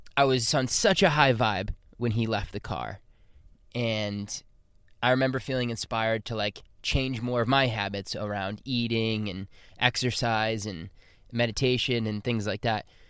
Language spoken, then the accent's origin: English; Boston, Massachusetts, United States; moved away; my hometown of Boston.